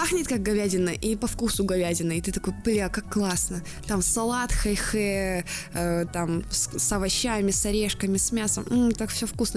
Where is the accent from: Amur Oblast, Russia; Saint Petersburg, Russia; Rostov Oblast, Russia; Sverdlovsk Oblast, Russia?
Amur Oblast, Russia; Blagoveshchensk; я с Дальнего Востока, с маленького города Благовещенска, который находится на границе с Китаем